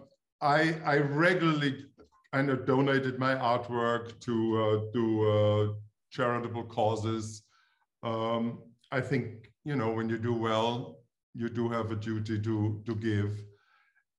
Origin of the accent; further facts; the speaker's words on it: Styria, Austria; English is a second language; moved away as an adult; also born or lived in Vienna; now in United States; I'm from Austria. I'm actually from the same province than Arnold